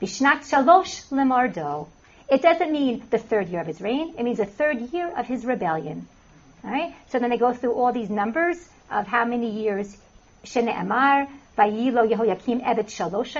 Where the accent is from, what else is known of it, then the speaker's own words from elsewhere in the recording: United States; moved away as an adult; also born or lived in Israel; I'm from New Jersey, New York